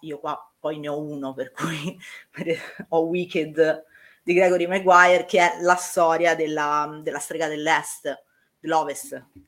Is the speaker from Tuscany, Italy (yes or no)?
yes; Tuscany, Italy; io sono toscana